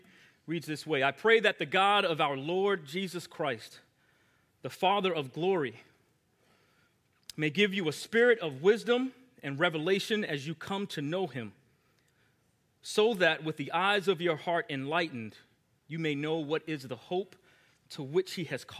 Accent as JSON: {"language": "English", "area": "Long Island", "region": "New York", "country": "United States", "tie": "born or raised there", "said": "I grew up in Long Island, New York"}